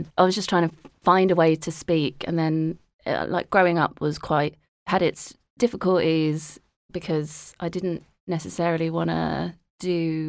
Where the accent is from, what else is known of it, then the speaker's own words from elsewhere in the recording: Harrow, London, United Kingdom; I grew up in Harrow, which is like very brown.